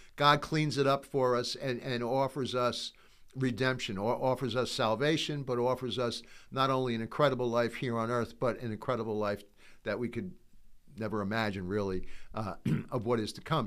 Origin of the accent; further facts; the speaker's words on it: United States; I'm an American. I'm proud to be an American